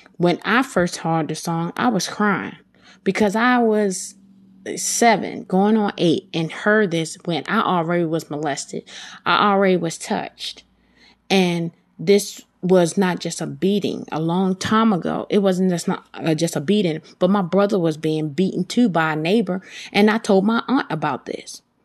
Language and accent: English; Baltimore, Maryland, United States; I'm from Baltimore